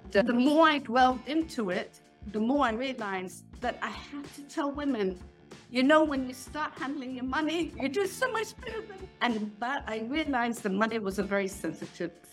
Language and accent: English; England, United Kingdom; now in Israel; I am originally from England. I've been living in Israel for 40 years.